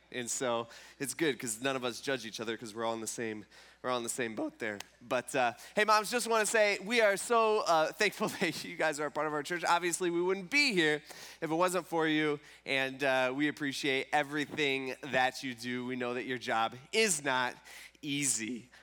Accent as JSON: {"language": "English", "town": "Fremont", "region": "Ohio", "country": "United States", "tie": "born or raised there", "lives_now": "Tiffin, United States", "said": "I grew up in Fremont, and so it was either the Fremont Rec Center or the White Star Park in Gibsonburg, or Whirlpool Park."}